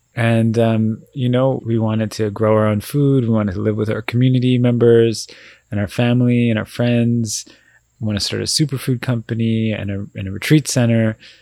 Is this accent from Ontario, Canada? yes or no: no; Vancouver, British Columbia, Canada; we're born and raised in Vancouver